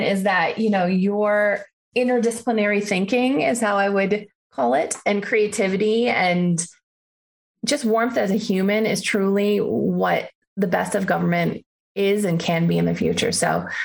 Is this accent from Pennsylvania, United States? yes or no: no; Detroit, Michigan, United States; also born or lived in Washington, D.C.; now in Colorado, United States; I'm from Detroit originally